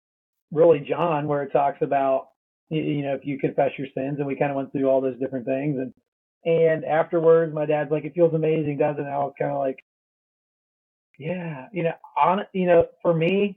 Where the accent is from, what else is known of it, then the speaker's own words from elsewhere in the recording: Pennsylvania, United States; I grew up in Pennsylvania and grew up in a Christian home.